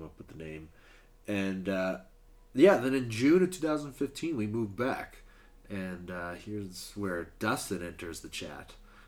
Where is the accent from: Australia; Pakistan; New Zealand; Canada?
Canada; Calgary, Alberta; moved away as an adult; also born or lived in Gävle, Sweden; we're both from Calgary, grew up completely different sides of the city